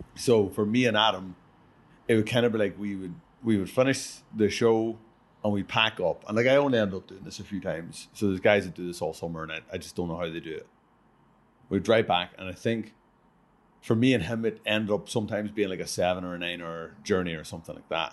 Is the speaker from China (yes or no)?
no; Ireland; I'm from Ireland